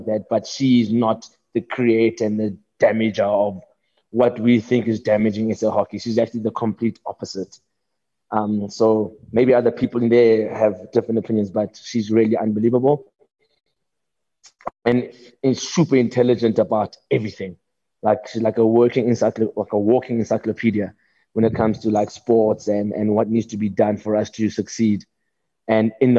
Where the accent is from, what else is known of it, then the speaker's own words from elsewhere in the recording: South Africa; South Africa, of course, my hometown